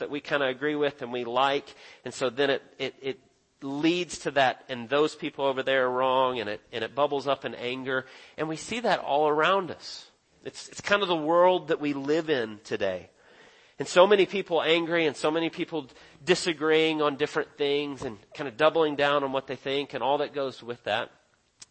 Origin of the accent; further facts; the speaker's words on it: Texas, United States; now in Dawsonville, United States; I was born in Texas and lived there for a while